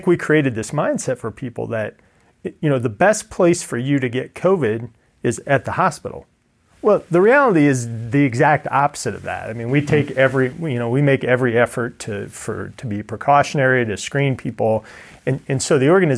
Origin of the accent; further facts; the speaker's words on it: Ida Grove, Iowa, United States; I'm from Ida Grove, so Ida Grove is my hometown.